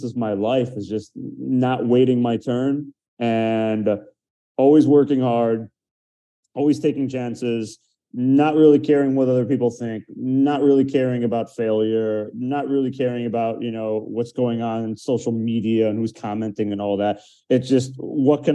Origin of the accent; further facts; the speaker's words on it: outside Detroit, Michigan, United States; now in Miami, United States; I grew up outside Detroit in Michigan